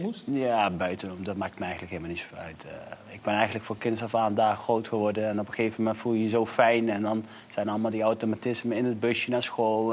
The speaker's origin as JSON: {"language": "Dutch", "town": "Nijmegen", "region": "Gelderland", "country": "Netherlands", "tie": "born or raised there", "said": "ik ben opgegroeid in Lindenholt in Nijmegen"}